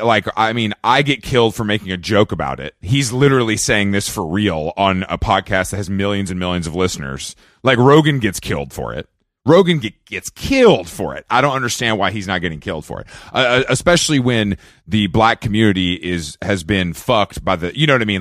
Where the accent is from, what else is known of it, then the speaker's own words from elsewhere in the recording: Georgia, United States; now in Los Angeles, United States; I'm from Georgia